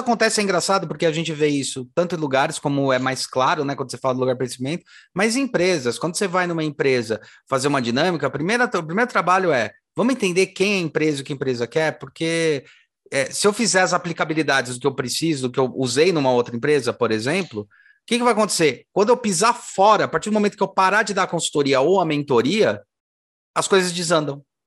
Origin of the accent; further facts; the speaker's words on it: São Paulo, Brazil; eu nasci em São Paulo, eu gosto muito daqui